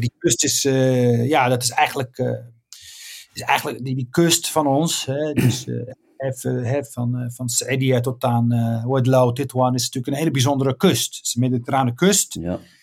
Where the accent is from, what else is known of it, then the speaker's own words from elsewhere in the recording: Rif, Oriental, Morocco; now in Netherlands; ik ben daar geboren in een dorpje met de naam Igazassen